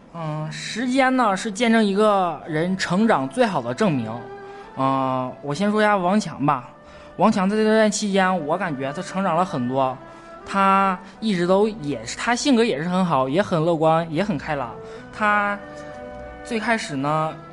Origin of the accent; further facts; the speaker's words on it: Yichun, Heilongjiang, China; 我家乡是一村的，红松的故乡